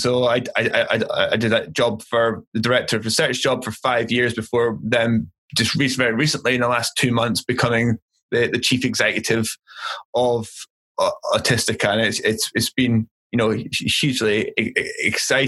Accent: Aberdeen, Scotland, United Kingdom; I grew up in Aberdeen

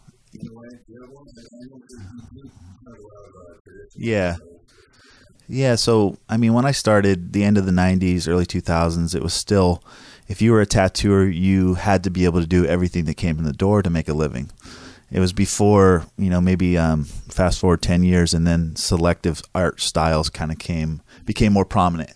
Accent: Oceanside, California, United States; I grew up in Oceanside, which is North County

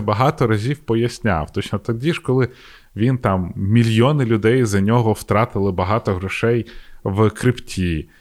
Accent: Ukraine

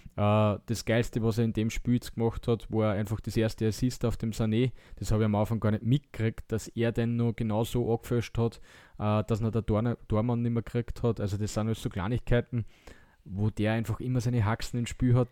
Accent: Austria; wir als Österreicher

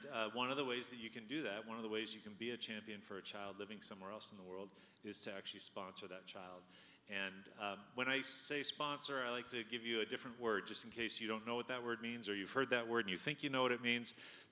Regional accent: Washington, United States; I'm from Washington State.

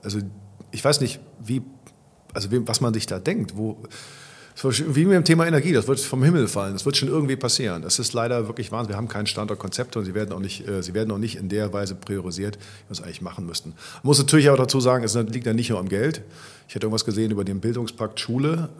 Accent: Cologne, North Rhine-Westphalia, Germany; als Kölner

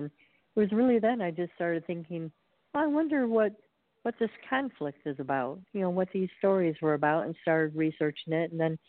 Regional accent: Birmingham, Michigan, United States; now in Lake Forest, United States; I grew up in the Detroit area in Birmingham, Michigan

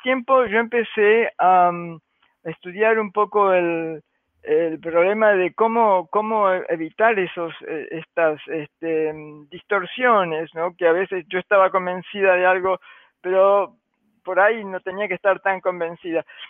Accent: Argentina; now in United States; yo soy argentina

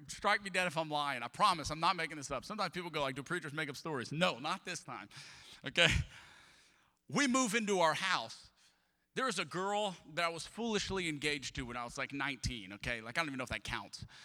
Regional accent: Atchafalaya Basin, Louisiana, United States; now in Houston, United States; I grew up in the Atchafalaya Basin of Louisiana

